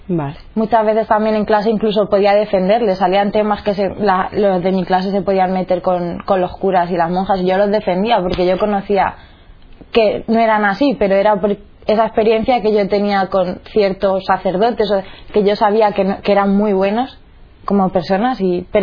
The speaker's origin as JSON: {"language": "Spanish", "town": "Toledo", "region": "Castilla-La Mancha", "country": "Spain", "said": "tengo 20 años, soy de Toledo. Mis padres son como católicos desde siempre y ellos siempre me han educado en la fe católica. Somos seis hermanos."}